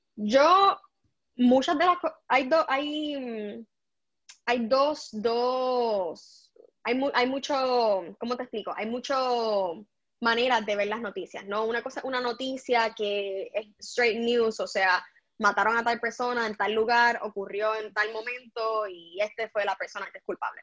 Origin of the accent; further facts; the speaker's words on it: Puerto Rico; moved away; yo soy puertorriqueña